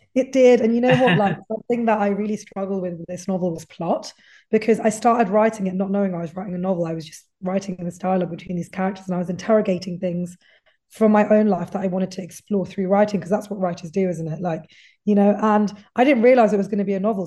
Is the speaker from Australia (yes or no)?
no; United Kingdom; someone who's British, but my heritage is Indian